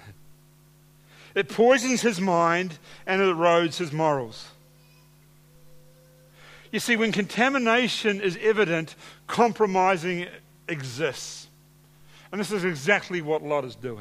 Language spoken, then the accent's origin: English; Hawke's Bay, New Zealand; moved away; I grew up in Hawke's Bay